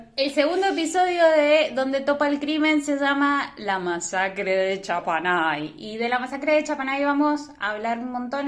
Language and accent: Spanish; San Martín, Mendoza, Argentina; soy de San Martín